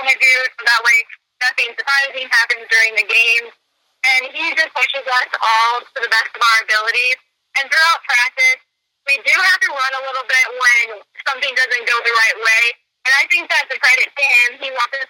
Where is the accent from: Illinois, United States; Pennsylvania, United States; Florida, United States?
Illinois, United States; Minonk; I'm from Minook